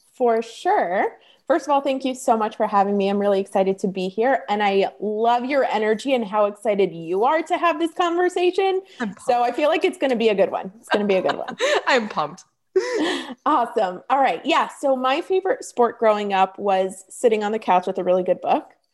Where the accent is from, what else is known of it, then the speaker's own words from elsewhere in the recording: Toronto, Ontario, Canada; moved away as an adult; now in California, United States; when I was moving from Toronto, where I'm from, to California